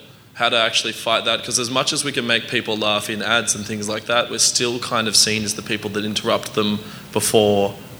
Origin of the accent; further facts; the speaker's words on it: Australia; I'm from Australia, in case you can't tell from my really gruff-sounding voice.